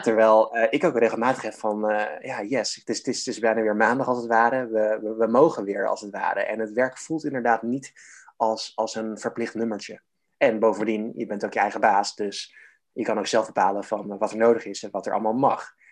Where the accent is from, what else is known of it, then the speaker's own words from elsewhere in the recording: Harderwijk, Gelderland, Netherlands; in mijn geboortestad Harderwijk